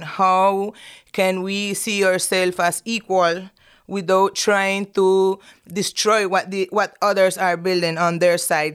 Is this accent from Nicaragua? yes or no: yes; Nicaragua; I'm from Nicaragua